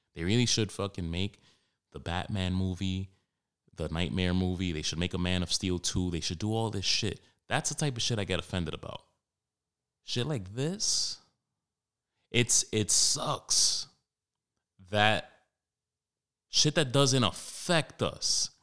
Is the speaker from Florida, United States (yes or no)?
no; New York City, New York, United States; growing up in Washington Heights, Harlem, more so Washington Heights